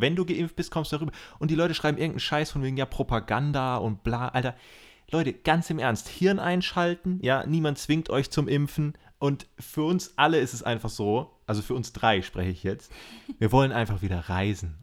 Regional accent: Germany; Als Deutscher

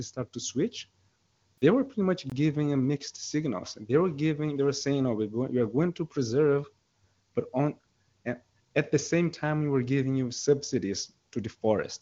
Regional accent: São Paulo, Brazil; I was raised in Sao Paulo

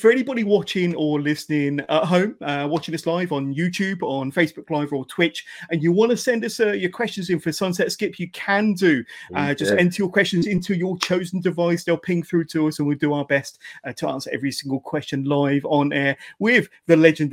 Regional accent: Westbury, South West England, United Kingdom; Westbury, which is my hometown.

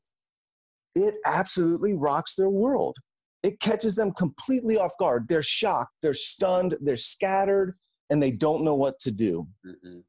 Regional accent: Cincinnati, Ohio, United States; moved away; As a kid, I grew up here in Cincinnati

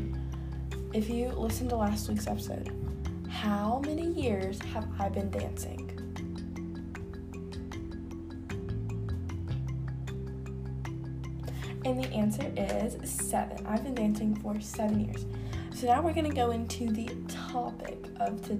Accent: the South, Southern United States, United States; accent: southern country; The only accent I can do is a nice southern country accent because that's where I'm from

